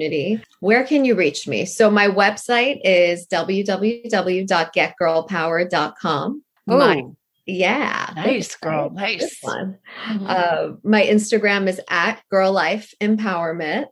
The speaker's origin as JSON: {"language": "English", "country": "Canada", "said": "I'm from Canada"}